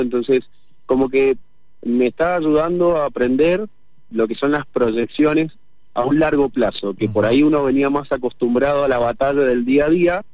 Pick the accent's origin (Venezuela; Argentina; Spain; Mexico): Argentina; Mendoza; yo como mendocino